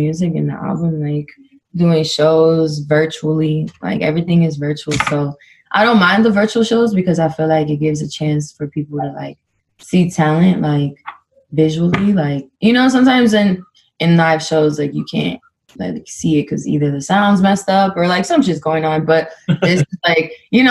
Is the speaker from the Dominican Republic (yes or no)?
yes; Dominican Republic; I'm Dominican and like get to represent my Dominicans